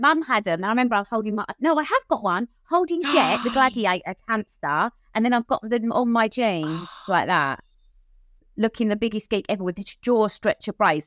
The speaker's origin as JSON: {"language": "English", "town": "Cheshunt", "region": "East of England", "country": "United Kingdom", "tie": "born or raised there", "said": "I grew up in Hertfordshire, Cheshunt in Hertfordshire."}